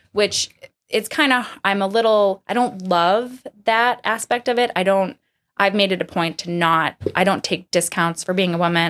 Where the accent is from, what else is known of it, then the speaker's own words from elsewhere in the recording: Medford, Massachusetts, United States; I grew up in Medford, just north of Boston